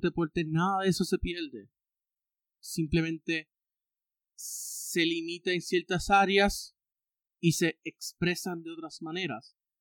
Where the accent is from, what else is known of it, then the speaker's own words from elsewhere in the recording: Puerto Rico; tener una identidad como puertorriqueño